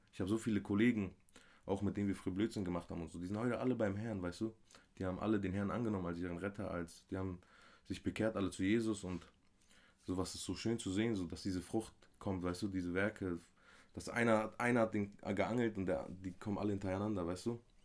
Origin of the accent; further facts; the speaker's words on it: Armenia; moved away; also born or lived in Bremerhaven, Germany; das Land, wo ich herkomme, Armenien, ist sehr gläubig